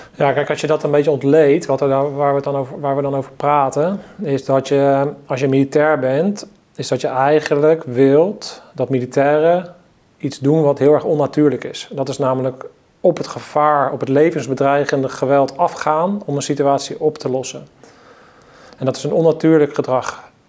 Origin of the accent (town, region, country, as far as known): Netherlands